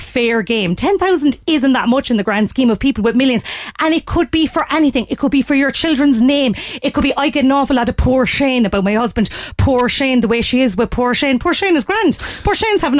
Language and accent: English; Ireland; I'm Irish